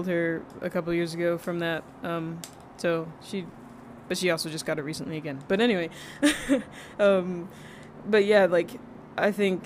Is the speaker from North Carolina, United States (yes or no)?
yes; Garner, North Carolina, United States; also born or lived in Rhode Island; now in Texas, United States; in elementary school in North Carolina, because I grew up in North Carolina